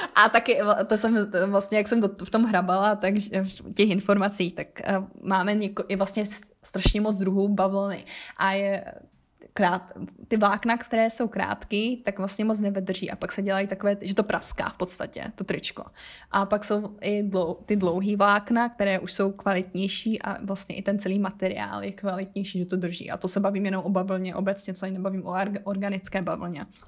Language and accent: Czech; Havířov, Moravian-Silesian Region, Czechia; jsem z Havířova, což je 20-30 minut od polských hranic